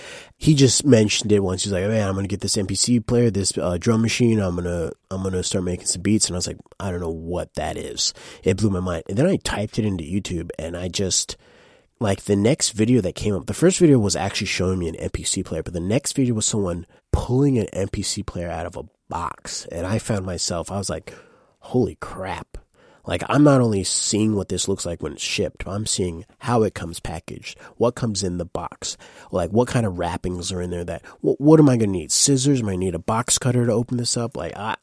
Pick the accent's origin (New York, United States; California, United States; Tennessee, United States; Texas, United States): New York, United States; Saratoga Springs; I'm quote-unquote from Saratoga Springs, New York